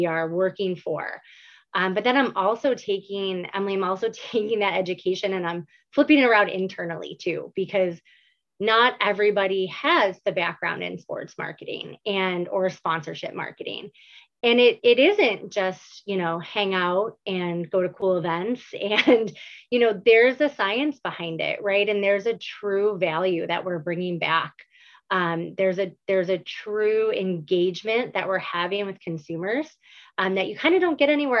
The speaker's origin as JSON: {"language": "English", "town": "Buffalo", "region": "New York", "country": "United States", "tie": "born or raised there", "said": "born and raised in Buffalo, New York."}